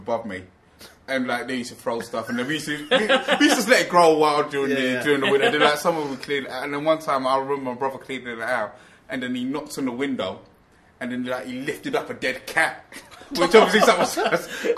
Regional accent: London, United Kingdom; I grew up in Peckham

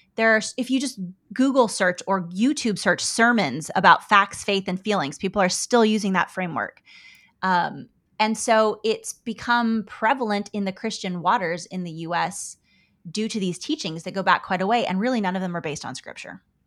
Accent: United States; I'm an American woman.

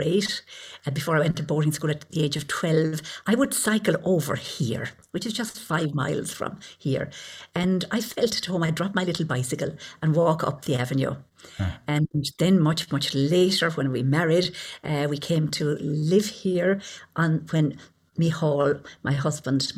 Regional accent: Caherconlish, Munster, Ireland; also born or lived in Lough Gur, County Limerick; I grew up in Cathercanlish, a little place in southeast Limerick, quite close, 5 miles from where I'm actually living now

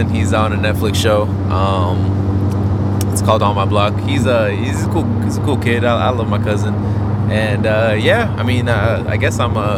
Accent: Hollywood, Florida, United States; I'm from Hollywood, Florida.

